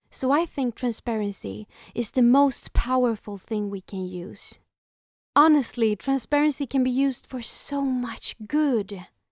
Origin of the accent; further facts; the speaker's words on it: Sweden; first language Swedish; English is a second language; First of all, English is not my native language. I'm from Sweden, so it would be more natural to speak in Swedish.